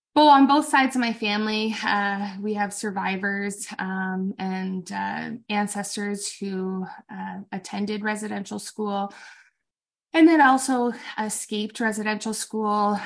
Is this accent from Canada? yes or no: yes; Canada; as a Canadian nation